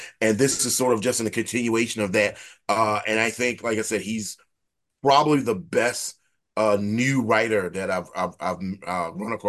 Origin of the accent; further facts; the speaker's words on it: the American South, United States; That are inherently complicated in the South as a Southerner.